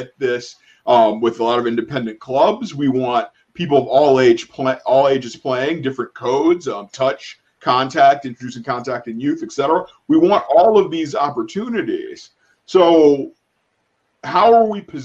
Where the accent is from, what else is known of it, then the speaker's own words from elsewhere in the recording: Cleveland, Ohio, United States; I was born and raised in Cleveland, Ohio.